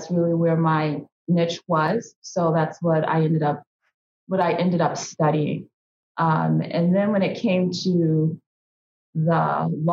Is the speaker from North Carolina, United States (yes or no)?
no; Indianapolis, Indiana, United States; I'm born and raised in Indianapolis. So I'm a city girl, but my family hails from rural Mississippi